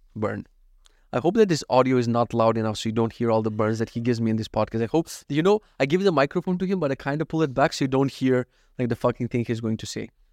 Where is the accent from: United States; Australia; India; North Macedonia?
North Macedonia; English is a second language; moved away; I'm actually from Macedonia, but anytime I mispronounce something, it's so Russian